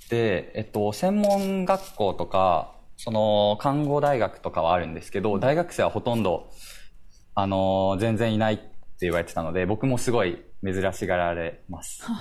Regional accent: Akita, Japan; now in Awaji Island, Japan; 僕は、まあ、秋田出身で、結構、まあ、あの、地方勢ではあるんですけれども

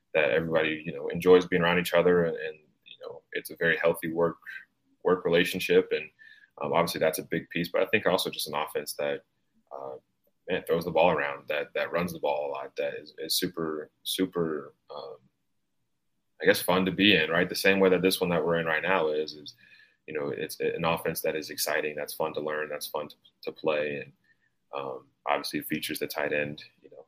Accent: Knoxville, Tennessee, United States; So I grew up in Knoxville. I'm from Knoxville. I still live in Knoxville and I go to school here.

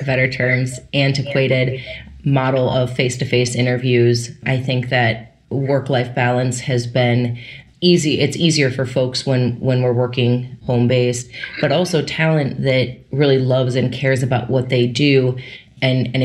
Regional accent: Minnesota, United States; moved away as an adult; also born or lived in New York; born and raised in Minnesota, after finishing business school, came out to New York

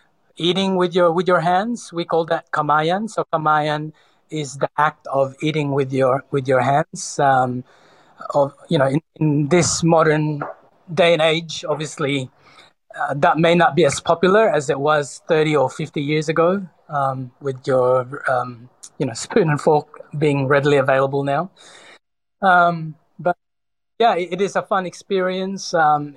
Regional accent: Sydney, New South Wales, Australia; also born or lived in Cebu, Philippines; Sydney, although I was born in the Philippines, in Cebu, but I was, for the most part, raised in Sydney from the age of 10 or 11.

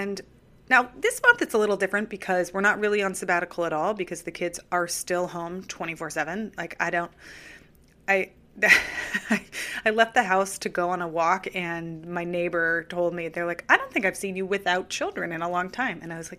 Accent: California, United States; now in New York City, United States; I grew up in California

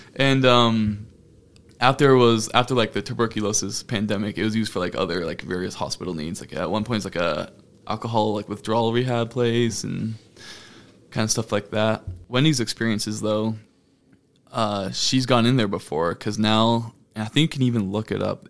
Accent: Fairfield, Maine, United States; my hometown of Fairfield, Maine.

